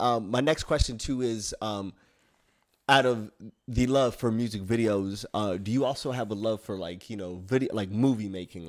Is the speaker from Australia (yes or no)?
no; Somalia; I'm Somalian, bro. I'm from East Africa. I got some Yemen blood in me from like the Middle East, but other than that, like I was born made in Africa.